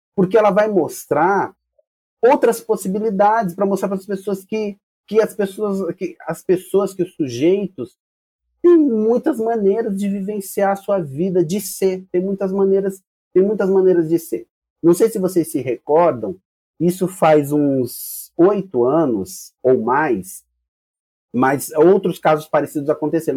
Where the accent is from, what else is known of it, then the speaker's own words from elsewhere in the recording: São Paulo, Brazil; Somos paulistas